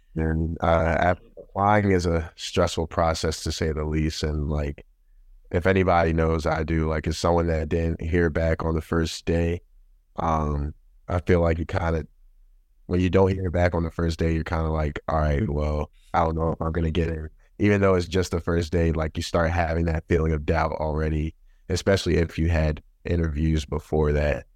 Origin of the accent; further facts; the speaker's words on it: Baltimore, Maryland, United States; moved away as an adult; now in Boston, United States; I'm from Baltimore, Maryland. Uh, that's where I grew up, like, born and raised.